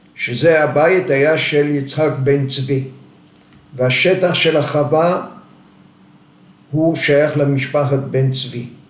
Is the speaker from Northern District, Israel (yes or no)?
no; Moshav Yatzitz near Mazkeret Batya, Central District, Israel; also born or lived in Zanzur, Libya / Tripoli, Libya; עלינו לארץ, ישבנו במושב על יד, אה, מושב יציץ על יד מזכרת בתיה. אני מגיל אה, עשר עבדתי במשק